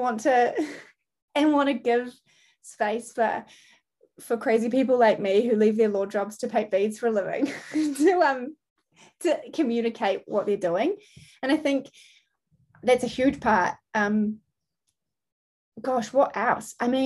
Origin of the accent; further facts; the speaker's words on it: New Zealand; I'm from Aotearoa, New Zealand